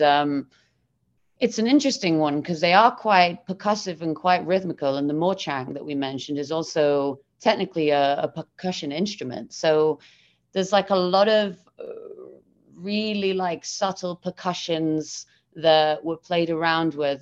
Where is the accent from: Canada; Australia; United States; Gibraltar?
Gibraltar; now in London, United Kingdom; I'm based in London, but I'm originally from Gibraltar